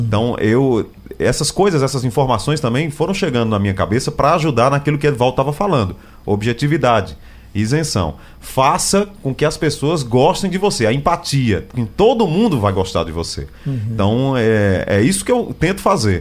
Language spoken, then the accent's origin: Portuguese; Recife, Pernambuco, Brazil; É o Esporte de Recife, de Pernambuco, do lugar onde eu vivo, do lugar onde eu nasci